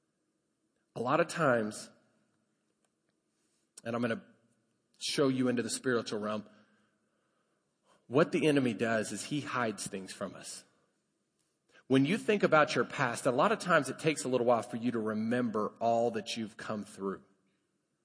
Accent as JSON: {"language": "English", "region": "Colorado", "country": "United States", "tie": "born or raised there", "moved": "yes", "lives_now": "Lubbock, United States", "said": "I grew up in Colorado."}